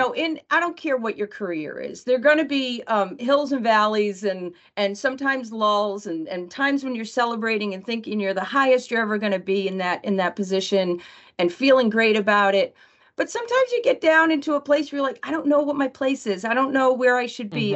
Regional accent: New Bedford, Massachusetts, United States; New Bedford is my hometown

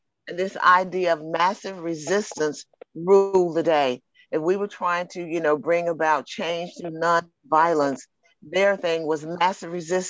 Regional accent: Birmingham, Alabama, United States; I grew up in Birmingham.

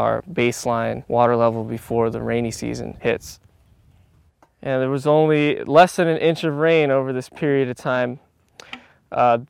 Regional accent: South Florida, United States; I grew up in the South Florida area

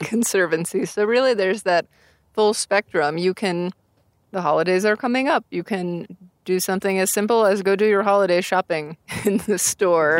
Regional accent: Tucson, Arizona, United States; moved away; I grew up in Tucson, Arizona

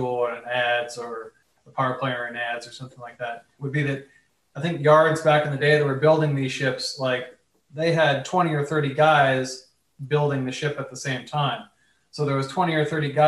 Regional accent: Colorado, United States; moved away as an adult; also born or lived in New York; I grew up in Colorado, so there's not many ships and boats in Colorado at all. And I moved to New York from Colorado

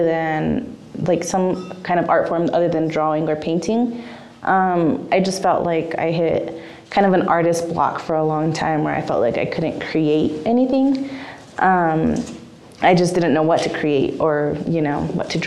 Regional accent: Zuni Pueblo, New Mexico, United States; I'm 24 years old, from the Pueblo Zuni

